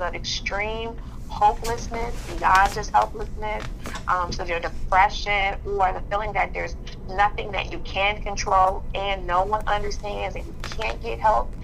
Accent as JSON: {"language": "English", "town": "Chicago", "region": "Illinois", "country": "United States", "tie": "born or raised there", "said": "being born and raised in Chicago"}